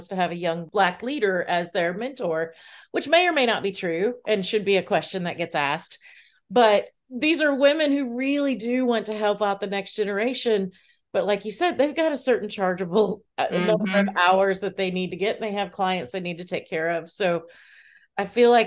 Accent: Lakeland, Florida, United States; Growing up in Central Florida as a child

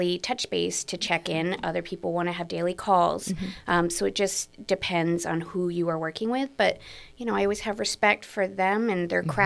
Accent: New York, United States; now in California, United States; I'm from New York originally

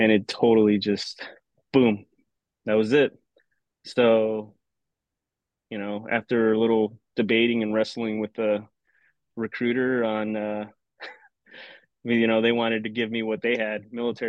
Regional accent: Mesa, Arizona, United States; moved away as an adult; originally born and raised in Mesa, Arizona, Phoenix suburb. Grew up there my entire life till 2004 when I joined the military

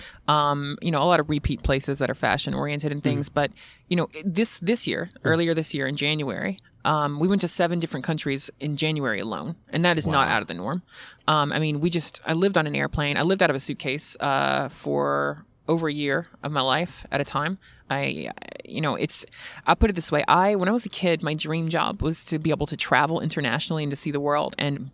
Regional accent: Mississippi, United States; accent: Southern; I always get comments whenever I do anything public about saying I'm from Mississippi, and everyone's like, you don't sound like you're from Mississippi. I just wanted to say that I used to have an extremely thick Southern accent.

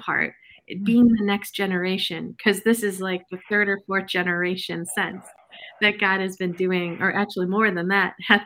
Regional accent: Michigan, United States; also born or lived in Flint, Michigan; I am a Michigander. I was born in Flint myself, raised in the suburbs at a very young age.

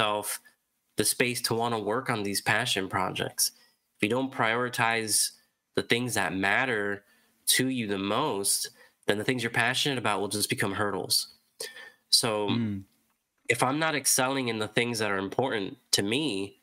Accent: Rochester, New York, United States; now in Miami, United States; growing up in Rochester, I was indoors all the time

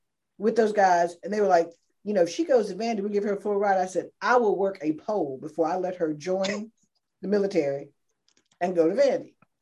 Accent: North Carolina, United States; I grew up in North Carolina

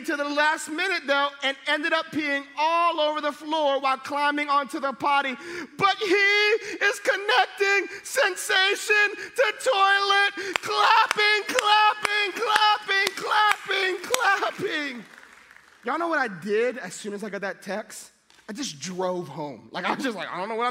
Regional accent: Hawaii, United States; All my kids have Hawaiian names because I'm from Hawaii

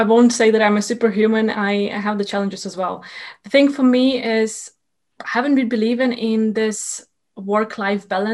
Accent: Ukraine; moved away as an adult; also born or lived in Sweden; I am originally from Ukraine, and I moved to Sweden to do my master's degree in project management there.

